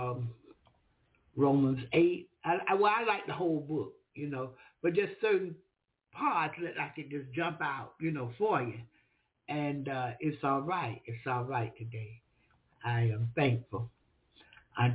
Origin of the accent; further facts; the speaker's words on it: the South, United States; I'm from the South, and the Southern thing is my thing